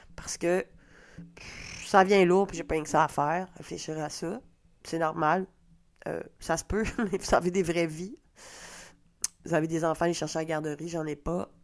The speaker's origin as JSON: {"language": "French", "region": "Quebec", "country": "Canada", "accent": "Québec", "said": "mon accent de Québec"}